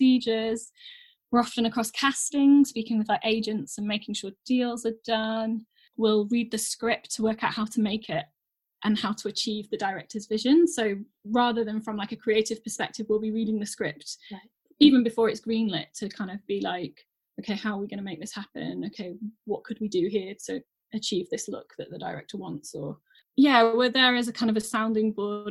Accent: Sheffield, Yorkshire and the Humber, United Kingdom; So I'm originally from Sheffield. I'm born and bred here, so it's my home.

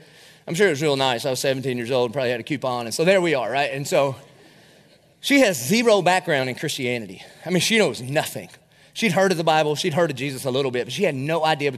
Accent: the South, United States; a lot of us grew up around here. We're from the South.

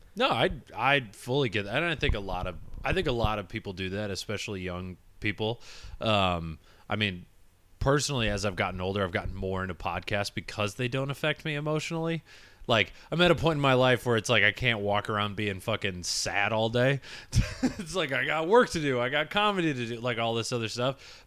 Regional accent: Michigan, United States; born or raised there

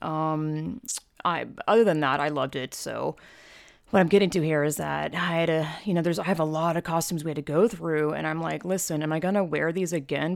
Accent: Georgia, United States; moved away as an adult; now in California, United States; I'm from Georgia, twenty, you know, born and raised twenty-five years, I've lived in California since twenty ten

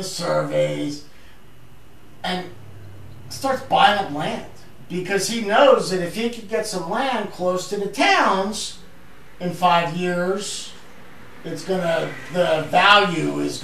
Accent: Canada; I'm Canadian

